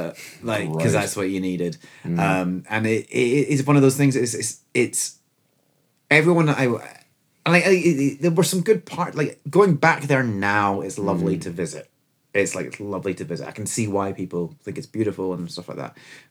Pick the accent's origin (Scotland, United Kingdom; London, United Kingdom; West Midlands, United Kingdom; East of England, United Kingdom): Scotland, United Kingdom; Edinburgh; also born or lived in Aberfoyle; I'm fortunate that I'm from Edinburgh, like, that's my hometown, but like, you know, I spent, I was born there, I spent most of my formative years there, except for, like, when I was, how old was I? 13, 14, my parents moved to Aberfoyle.